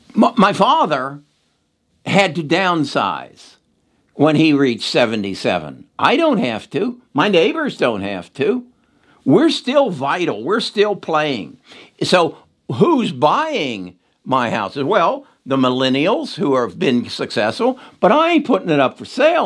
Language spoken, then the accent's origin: English; Cincinnati, Ohio, United States; moved away; I was born in Cincinnati, Ohio. Uh, a lot of my family still lives in Cincinnati, Ohio.